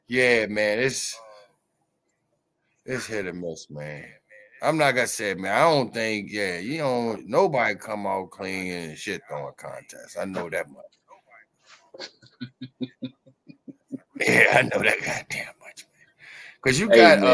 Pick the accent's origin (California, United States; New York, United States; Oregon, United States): New York, United States; My home state